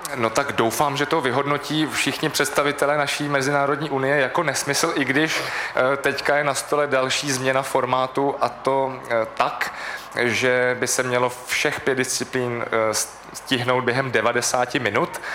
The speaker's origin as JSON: {"language": "Czech", "region": "Prague", "country": "Czechia", "tie": "born or raised there", "said": "jsem vyrůstal ve Vršovicích"}